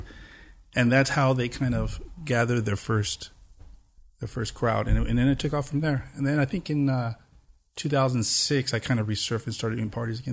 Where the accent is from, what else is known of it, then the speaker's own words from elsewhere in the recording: Pomona, California, United States; I grew up in Pomona, so it's like, it's the last East L A city